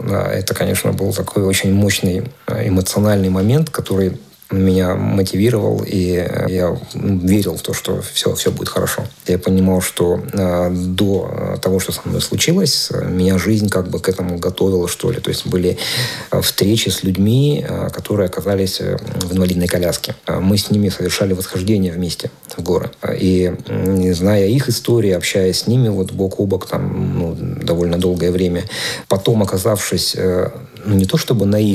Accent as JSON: {"language": "Russian", "town": "Maykop", "region": "Adygea", "country": "Russia", "tie": "born or raised there", "said": "которую собирали мои земляки, там, мои одноклассники, однокурсники в моем родном городе, в Майкопе."}